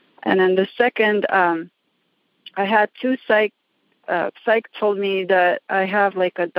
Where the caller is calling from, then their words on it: Reno, Nevada, United States; I'm calling from Reno, Nevada.